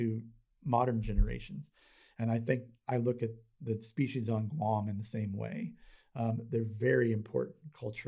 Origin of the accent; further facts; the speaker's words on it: United States; as an American